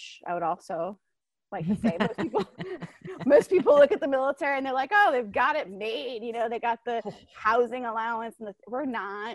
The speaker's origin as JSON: {"language": "English", "region": "Florida", "country": "United States", "tie": "born or raised there", "also_born_or_lived": "Alaska", "moved": "as an adult", "said": "I grew up in Florida. He got stationed in my hometown"}